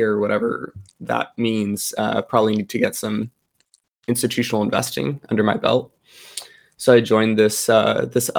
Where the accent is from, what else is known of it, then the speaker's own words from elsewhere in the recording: Gilroy, California, United States; I'm from Gilroy. So it's the garlic capital of the world